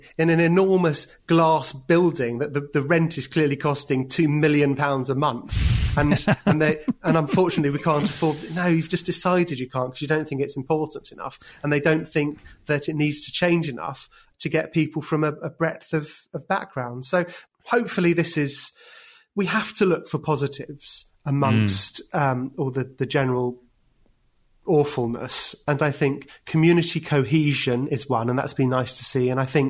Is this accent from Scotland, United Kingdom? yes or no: no; London, United Kingdom; moved away; I'd always thought of myself as being a Londoner. It had never really occurred to me that moving out of London would be something I could do.